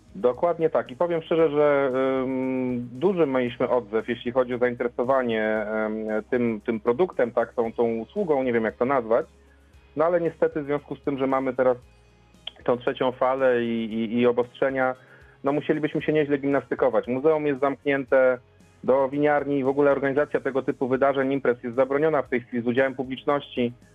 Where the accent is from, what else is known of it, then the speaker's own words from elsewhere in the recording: Lower Silesian Voivodeship, Poland; my tu mieszkamy, pochodzimy, znaczy jesteśmy stąd